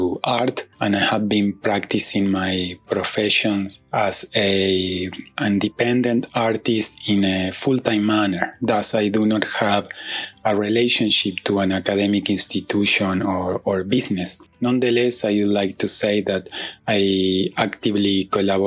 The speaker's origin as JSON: {"language": "English", "country": "Uruguay", "moved": "as an adult", "lives_now": "New Jersey, United States", "said": "I am originally from Uruguay, although I have been living in New Jersey, United States, since 2006."}